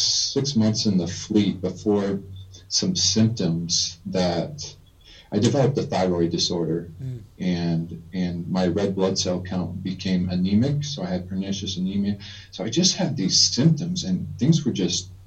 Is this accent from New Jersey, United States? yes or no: no; Tucson, Arizona, United States; also born or lived in Southwest Utah; I was born in Southwest Utah, but I really grew up in Tucson, Arizona